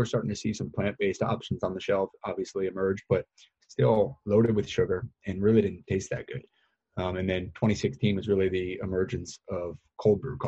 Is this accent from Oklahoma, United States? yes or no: no; New York, United States; moved away as an adult; also born or lived in Philadelphia; I was based in Philadelphia, but we grew up in New York